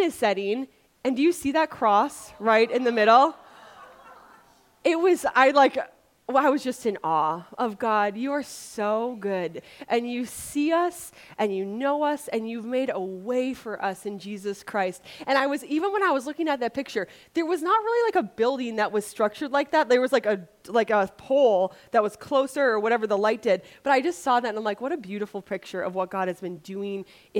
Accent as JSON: {"language": "English", "region": "Wisconsin", "country": "United States", "tie": "born or raised there", "moved": "yes", "said": "I grew up in Wisconsin without an ocean, so now that I live by an ocean"}